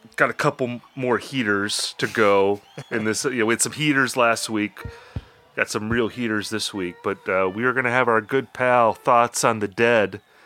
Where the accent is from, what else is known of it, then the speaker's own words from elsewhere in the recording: Midwest, United States; Rob and I, you know, we're both from the Midwest